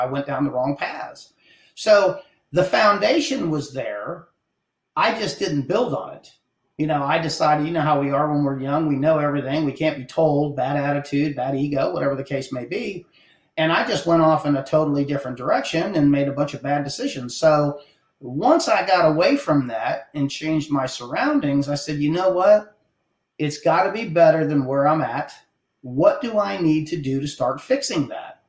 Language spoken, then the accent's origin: English; Hill Country, Ohio, United States; moved away as an adult; now in South Texas, United States; I'm from the Hill Country in Ohio. I was born and raised up there